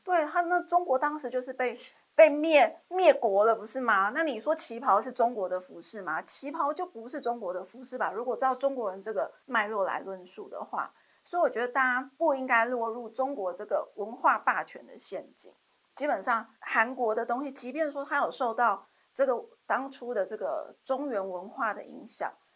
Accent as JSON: {"language": "Chinese", "country": "Taiwan", "said": "所以我觉得韩剧这个其实也可以让我们台湾做一个参考"}